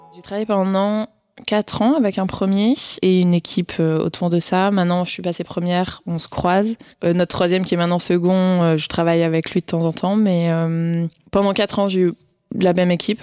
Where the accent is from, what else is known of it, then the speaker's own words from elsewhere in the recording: Ardèche, Auvergne-Rhône-Alpes, France; moved away as an adult; also born or lived in Paris; Je viens d'Ardèche à la base